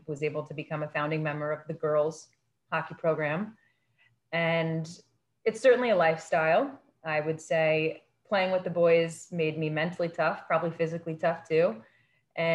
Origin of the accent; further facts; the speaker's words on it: Winona, Minnesota, United States; So I grew up in Winona, Minnesota, which is a small to medium-sized town nestled on the Mississippi River in the southeastern part of the state. And it's one of those towns where everybody knows everyone